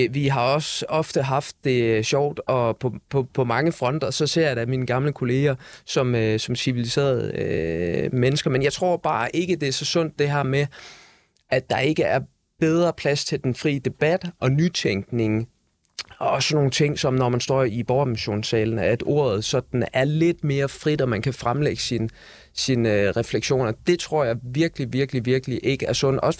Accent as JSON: {"language": "Danish", "town": "Aarhus", "region": "Central Denmark Region", "country": "Denmark", "said": "jeg er fra Aarhus, ikke?"}